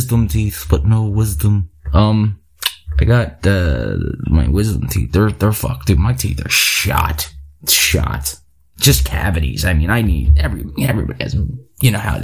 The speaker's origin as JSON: {"language": "English", "town": "Philadelphia", "region": "Pennsylvania", "country": "United States", "said": "I'm from Philly."}